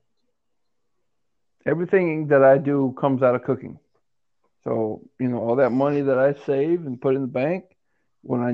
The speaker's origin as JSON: {"language": "English", "town": "Saginaw", "region": "Michigan", "country": "United States", "said": "I'm from I'm from Saginaw, Michigan"}